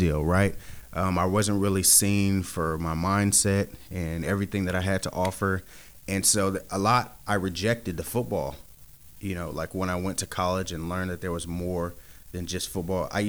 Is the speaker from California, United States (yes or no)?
yes; Sacramento, California, United States; I'm a guy from Sacramento, California, born and raised